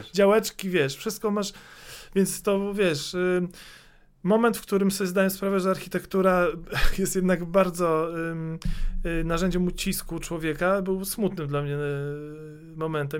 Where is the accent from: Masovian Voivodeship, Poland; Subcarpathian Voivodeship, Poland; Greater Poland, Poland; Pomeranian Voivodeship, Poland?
Masovian Voivodeship, Poland; Warsaw; born or raised there; also born or lived in Środa Wielkopolska / Słupia Wielka